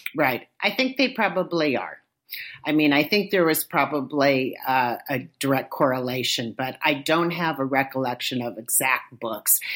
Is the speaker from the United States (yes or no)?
yes; Inglewood, California, United States; moved away as an adult; now in Oakland, United States; I grew up in a little suburb of Los Angeles called Inglewood